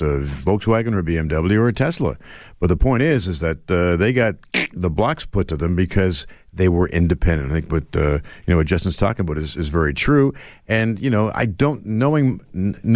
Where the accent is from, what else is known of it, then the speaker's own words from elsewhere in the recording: Motherwell, Scotland, United Kingdom; I'm always from Motherwell